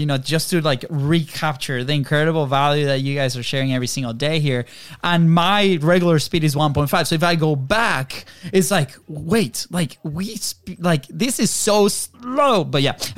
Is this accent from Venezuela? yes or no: yes; Venezuela; moved away; we grew up in Venezuela, very different country